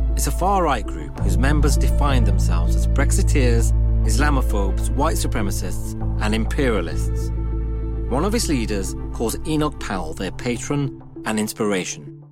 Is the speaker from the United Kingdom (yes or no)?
yes; United Kingdom; I'm British